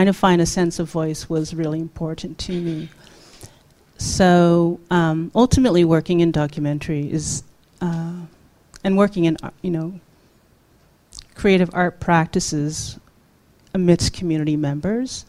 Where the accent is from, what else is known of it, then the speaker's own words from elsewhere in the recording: Toronto, Ontario, Canada; also born or lived in South Korea; I'm a working class Korean immigrant. And, growing up in Toronto